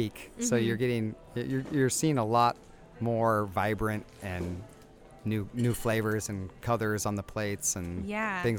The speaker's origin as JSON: {"language": "English", "region": "California", "country": "United States", "tie": "born or raised there", "said": "I am from California originally"}